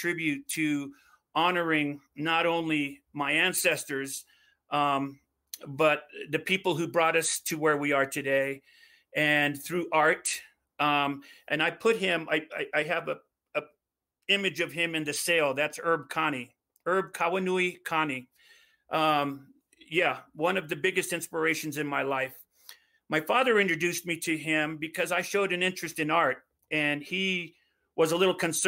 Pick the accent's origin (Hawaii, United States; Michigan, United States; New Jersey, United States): Hawaii, United States; Growing up in Hawaii, we didn't have a lot of Hawaiian studies